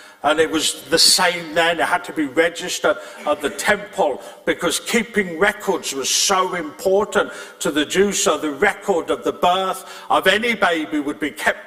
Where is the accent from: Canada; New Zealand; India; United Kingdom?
United Kingdom; England; also born or lived in Scotland; now in Northern Ireland, United Kingdom; I was born in England with a Welsh surname and I got saved in Scotland and called to Northern Ireland.